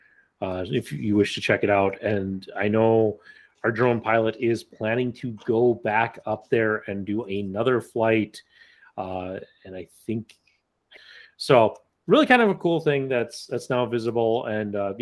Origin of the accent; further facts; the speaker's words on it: Black Hills, South Dakota, United States; as a kid, I grew up in the Black Hills.